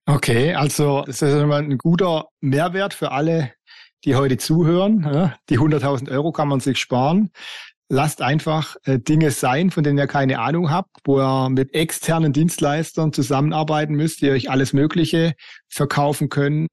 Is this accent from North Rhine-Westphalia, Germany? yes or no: no; Black Forest, Baden-Württemberg, Germany; Ich bin ja im Hotel aufgewachsen, wir hatten ein Hotel im Schwarzwald